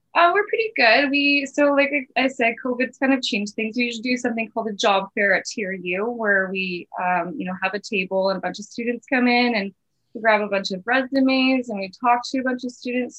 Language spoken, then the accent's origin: English; Kamloops, British Columbia, Canada; I've been born and raised and lived my whole life in Kamloops, everywhere.